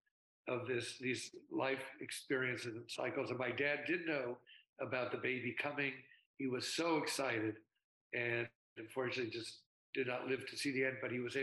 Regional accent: San Francisco, California, United States; also born or lived in Milwaukee, Wisconsin / Davis, California; I grew up in San Francisco and went to school at UC Berkeley

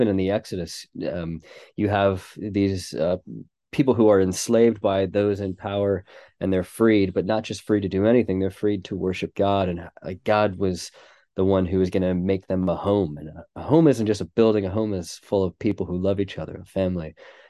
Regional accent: United States; moved away as an adult; now in Manchester, United Kingdom; And we are, as you can tell from my accent, not originally from England. So we moved from America about 7 years ago to work with a church in Manchester

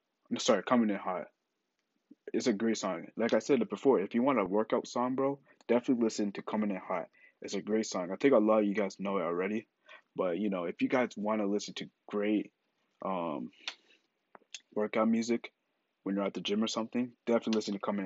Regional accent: Ghana; I'm Ghanaian, so we're both African.

